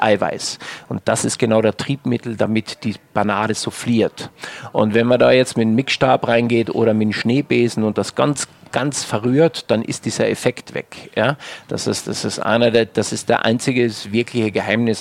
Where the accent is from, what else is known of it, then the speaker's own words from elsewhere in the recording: Wörthersee, Carinthia, Austria; moved away as an adult; now in Germany; Mir als Kärntner, ähm, ich komme vom Wörthersee